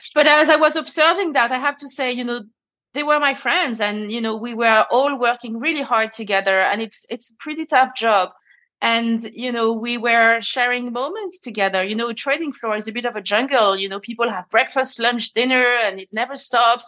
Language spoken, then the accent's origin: English; France; accent: French; English is a second language; moved away as an adult; also born or lived in Paris; now in London, United Kingdom; as you can hear with my accent i'm french